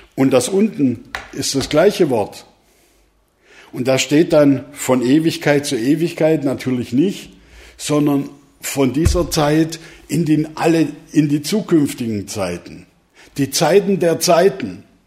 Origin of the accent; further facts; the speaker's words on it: Swabia, Germany; now in Neukirchen, Germany; Ihr habt schon grad von mir als Schwabe gehört